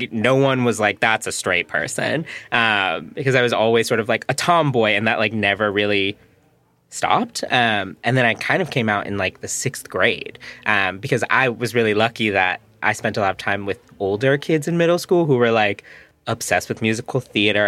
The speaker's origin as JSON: {"language": "English", "area": "Chicago area", "region": "Illinois", "country": "United States", "tie": "born or raised there", "also_born_or_lived": "Frankfort, Illinois", "said": "My parents moved to the suburbs when I was in high school, which from Peyton, I was commuting from Frankfort, Illinois, which is, like, by Tinley Park"}